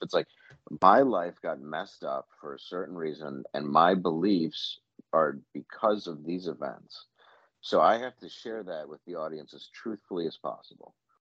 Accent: Midwest, United States; I'm from the Midwest

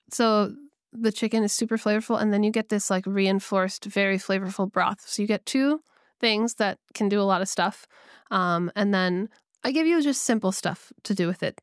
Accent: California, United States; I grew up in California

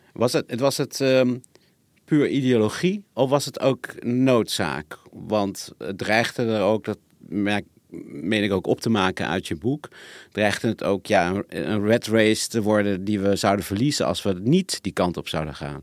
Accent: Zwanenburg, North Holland, Netherlands; moved away; ik ben zelf opgegroeid in, uh, in Zwanenburg

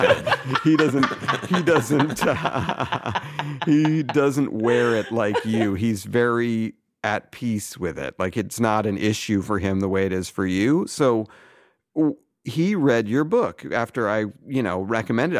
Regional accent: Weston, Massachusetts, United States; moved away; my hometown of Weston

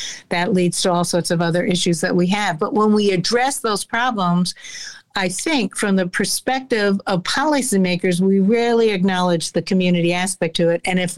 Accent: United States; I'm very clear that I'm American. I grew up here. I'm also Jewish, but so there's a very clannishness often among Jews.

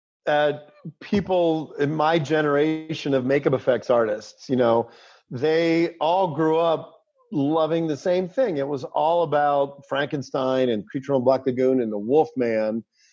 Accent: Pittsburgh, Pennsylvania, United States; when I grew up in Pittsburgh, you know, my grandparents, you know, my family was from Italy.

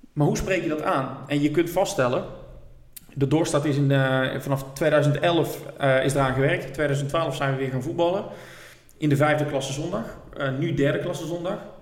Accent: Roosendaal, North Brabant, Netherlands; ik kom uit Roosendaal. Eh, ik ben nog opgegroeid, RBC, uit Roosendaal, al mijn vrienden.

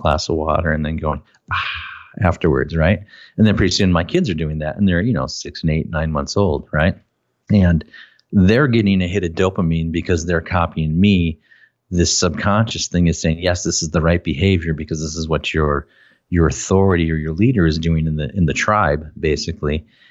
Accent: Minnesota, United States; I'm from Minnesota and people pick on me because of my accent

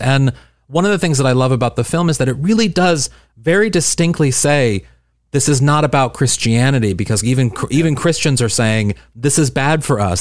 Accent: St. Louis, Missouri, United States; I'm from Saint Louis, Missouri and a suburb in Saint Louis

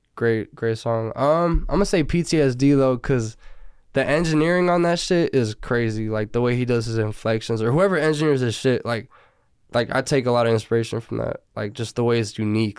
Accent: Burbank, California, United States; also born or lived in Sylmar, Los Angeles; now in Northridge, Los Angeles, United States; I was born in Selmar, but I didn't live there. And I grew up in Burbank

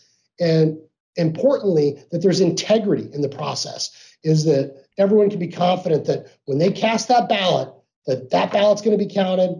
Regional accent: Arizona, United States; I grew up here in Arizona

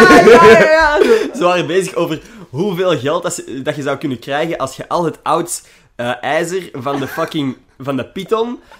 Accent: Belgium; Wij zijn Belgen.

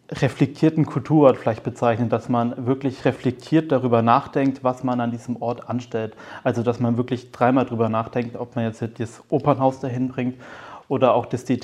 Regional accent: Nuremberg, Bavaria, Germany; Auf der einen Seite bin ich Nürnberger und bin hier aufgewachsen

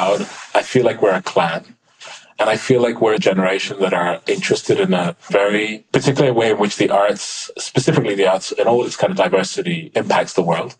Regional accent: London, United Kingdom; growing up in London as a teenager

